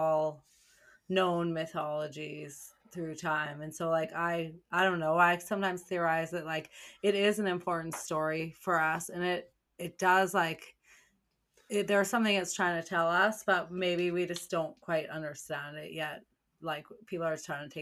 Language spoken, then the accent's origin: English; Canada; I'm from Canada